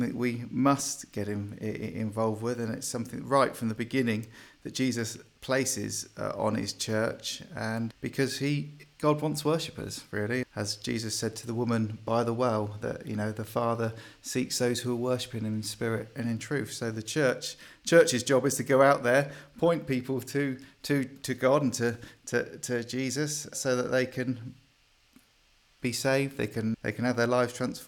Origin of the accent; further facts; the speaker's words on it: Bournemouth, South West England, United Kingdom; Originally, I'm from Bournemouth area, so that's where I grew up, came back to the Lord there.